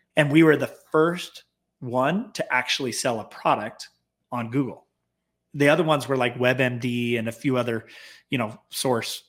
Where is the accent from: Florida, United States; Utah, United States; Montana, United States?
Utah, United States; Clearfield; we were basically born and raised in Clearfield, Utah, just south uh, north of Salt Lake City